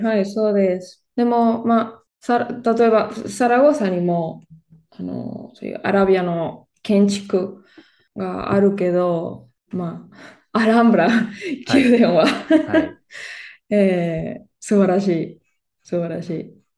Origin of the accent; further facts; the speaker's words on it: Barcelona, Catalonia, Spain; Japanese is a second language; スペインのバルセロナで生まれ育ちました。